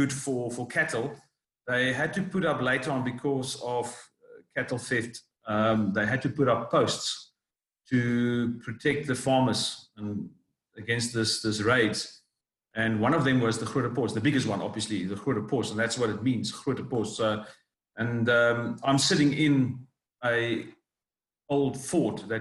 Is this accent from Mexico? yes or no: no; Cape Town, Western Cape, South Africa; I grew up in Cape Town